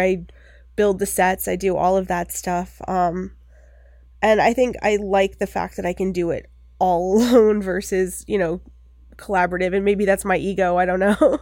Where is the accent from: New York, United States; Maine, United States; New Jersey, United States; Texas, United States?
Maine, United States; Bucksport; I grew up in Maine, there's not a lot to do there